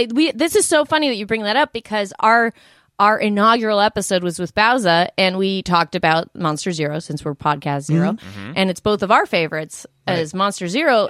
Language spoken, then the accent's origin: English; Colorado, United States; growing up in Colorado